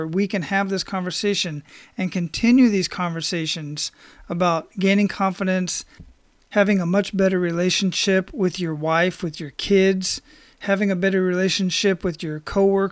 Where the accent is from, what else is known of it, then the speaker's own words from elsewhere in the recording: Phoenix, Arizona, United States; moved away; I grew up in Phoenix